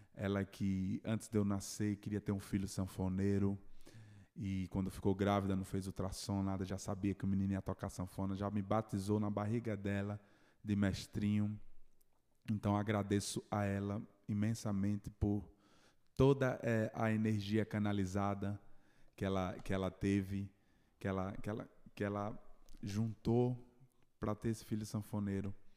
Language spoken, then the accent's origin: Portuguese; Itabaiana, Sergipe, Brazil; Nasci em Itabaiana, Sergipe